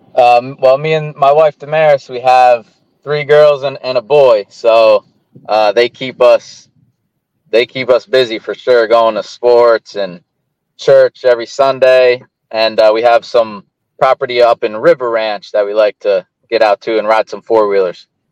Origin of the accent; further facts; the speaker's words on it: Pennsylvania, United States; growing up in Pennsylvania